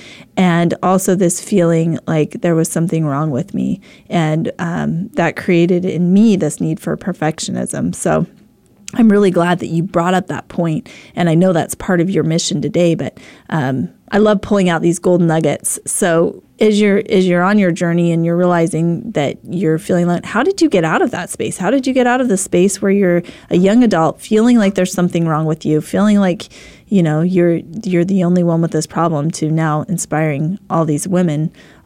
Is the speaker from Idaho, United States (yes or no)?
yes; Idaho, United States; I grew up in Idaho